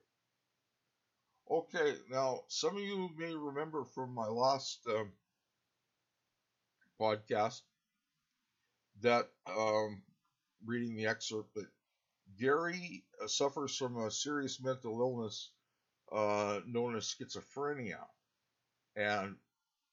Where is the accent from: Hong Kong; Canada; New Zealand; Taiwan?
Canada; I'm a Canadian author